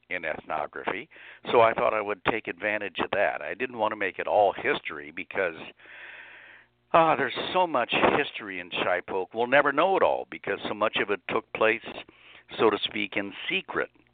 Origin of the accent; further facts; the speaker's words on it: Lincoln, Nebraska, United States; now in Harrisburg, United States; I grew up in Lincoln, Nebraska, which was not a small town